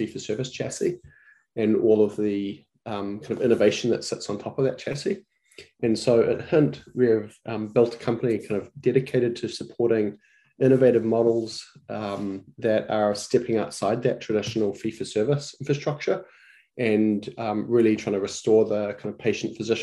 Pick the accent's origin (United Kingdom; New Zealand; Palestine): New Zealand; moved away as an adult; now in United States; My background is I'm from New Zealand